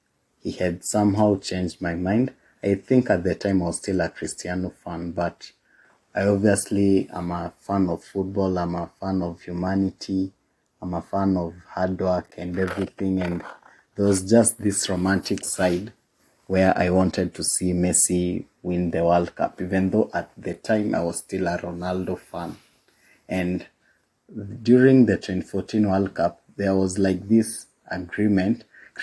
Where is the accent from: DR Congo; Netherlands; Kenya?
Kenya; And being a Kenyan boy, at the time we didn't get to see a lot of La Liga